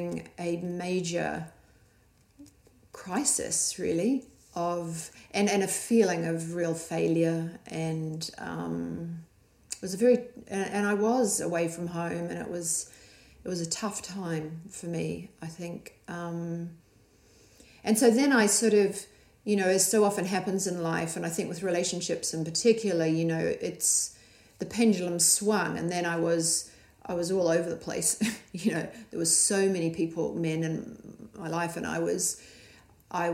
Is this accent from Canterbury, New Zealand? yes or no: yes; Christchurch, Canterbury, New Zealand; moved away as an adult; also born or lived in Australia; my circle of where I came, little small Christchurch in New Zealand.